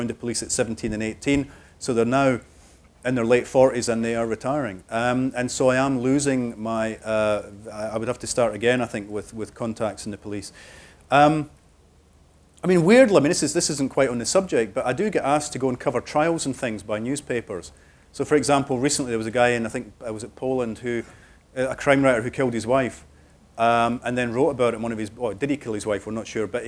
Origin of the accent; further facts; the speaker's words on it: Cardenden, Scotland, United Kingdom; moved away; I went back to Cardenden for the making of that TV show about Rebus's Scotland and where I got the ideas from, and I went back to my hometown